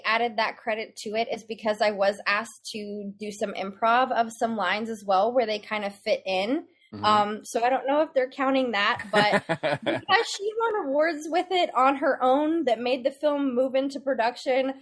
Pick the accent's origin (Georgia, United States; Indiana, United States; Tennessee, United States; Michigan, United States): Tennessee, United States; Memphis; now in Dallas-Fort Worth, United States; I grew up in Memphis, Tennessee